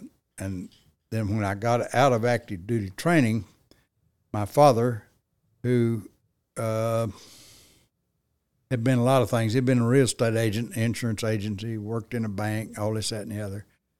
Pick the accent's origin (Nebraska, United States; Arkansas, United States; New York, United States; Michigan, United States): Arkansas, United States; Russellville; moved away as an adult; now in Paragould, United States; I'm a native of Russellville. I was born and raised in Russellville. Graduated from high school, went through the public school system there, and graduated in 1961.